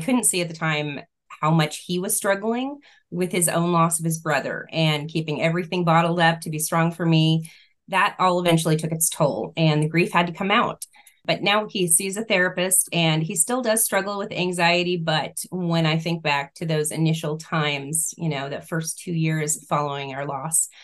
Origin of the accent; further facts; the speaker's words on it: California, United States; now in Arizona, United States; we're originally from California